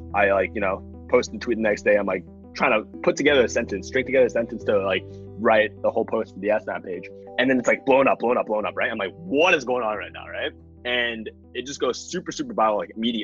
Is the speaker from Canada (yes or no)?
yes; Toronto, Ontario, Canada; Born and raised in Toronto, and that's where I am right now